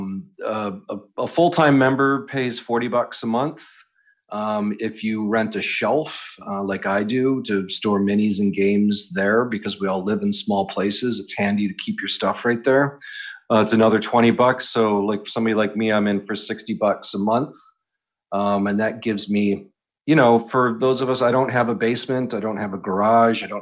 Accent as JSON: {"language": "English", "region": "Western New York", "country": "United States", "tie": "born or raised there", "also_born_or_lived": "Pennsylvania / Rochester, New York", "lives_now": "New York City, United States", "said": "I grew up in Western New York and lived in Pennsylvania for a while."}